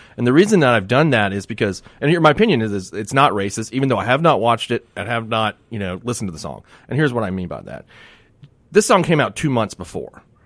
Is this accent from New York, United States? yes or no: no; Miami, Florida, United States; I grew up in Miami